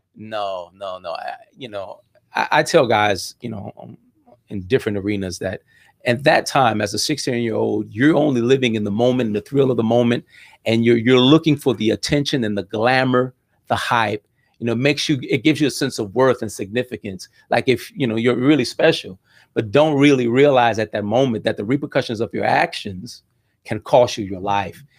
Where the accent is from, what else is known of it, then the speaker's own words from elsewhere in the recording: Miami Gardens, Florida, United States; also born or lived in Cutler Ridge; we settled down in, in, in, in Ca, in, in Carroll City area, and, and that's where I grew up